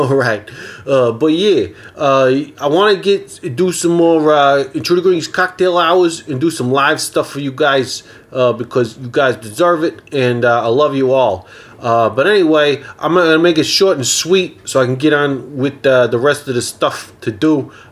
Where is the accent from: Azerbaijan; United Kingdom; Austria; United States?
Austria; I'm from Austria originally, yeah.